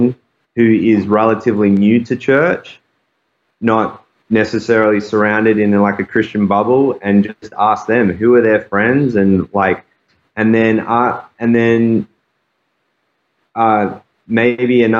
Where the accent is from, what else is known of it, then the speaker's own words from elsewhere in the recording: Australia; accent: Aussie; also born or lived in Saskatoon, Canada / Calgary, Canada; now in Toronto, Canada; my Aussie accent